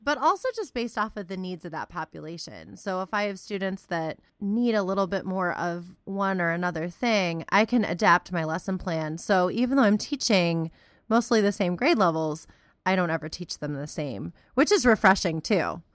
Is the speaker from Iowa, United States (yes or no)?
no; Cleveland, Ohio, United States; now in Central Ohio, United States; I was originally from the Cleveland area